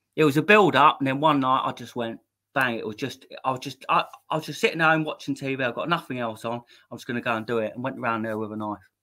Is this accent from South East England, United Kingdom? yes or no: yes; Maidstone, South East England, United Kingdom; I'm, from Maidstone in Kent. Um, yeah. I was born in Maidstone Hospital, 19th October 1984